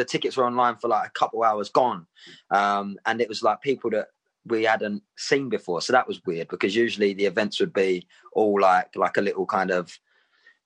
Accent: Southend-on-Sea, East of England, United Kingdom; I am from Southend

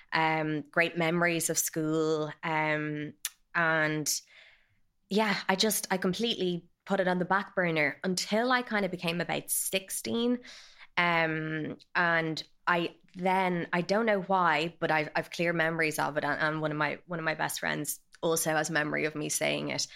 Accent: Dublin, Leinster, Ireland; I grew up in Dublin

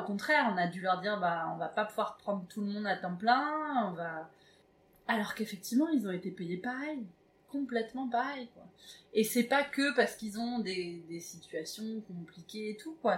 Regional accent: Évreux, Normandy, France; je viens d'Evreux

